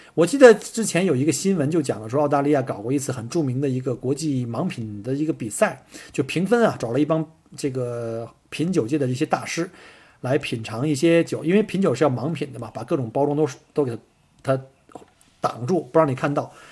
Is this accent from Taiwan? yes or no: no; China; now in Australia; 在中国，我们中国人吃的这个，比如像涮羊肉，我们叫 mutton